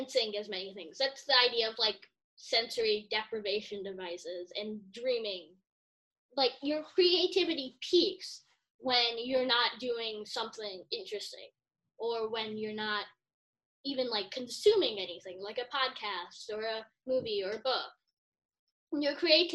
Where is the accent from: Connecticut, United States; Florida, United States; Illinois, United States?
Illinois, United States; Chicago; born or raised there